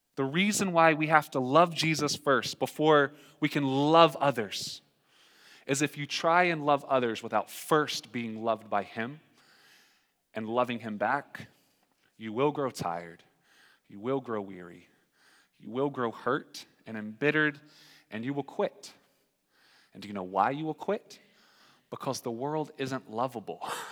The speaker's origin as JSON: {"language": "English", "region": "North Carolina", "country": "United States", "moved": "yes", "said": "I'm from North Carolina"}